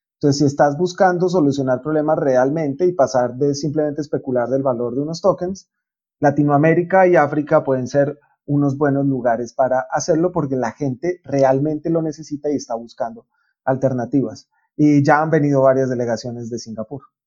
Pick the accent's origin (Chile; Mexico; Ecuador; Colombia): Colombia; en Colombia estamos